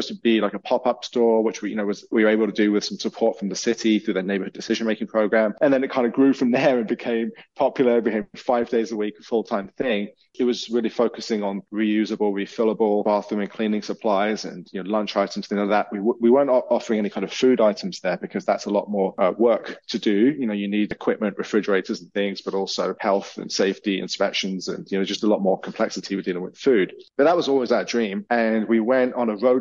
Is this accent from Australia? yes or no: no; England, United Kingdom; moved away as an adult; now in Canada; I'm not from Canada. I'm from England. You might have guessed from the accent.